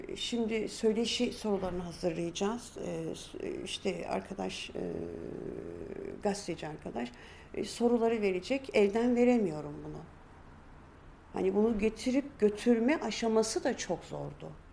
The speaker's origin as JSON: {"language": "Turkish", "region": "Istanbul", "country": "Turkey", "tie": "born or raised there", "also_born_or_lived": "Dersim (family origin)", "said": "Biz Samatya'da büyüdük"}